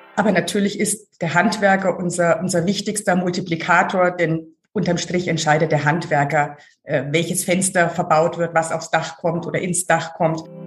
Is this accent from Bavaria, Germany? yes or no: yes; Hof, Bavaria, Germany; also born or lived in Schwäbisch Hall / Oberpfalz / Munich; now in Hamburg, Germany; aber mit einem Jahr schon ins Fränkische Hof gekommen und dort aufgewachsen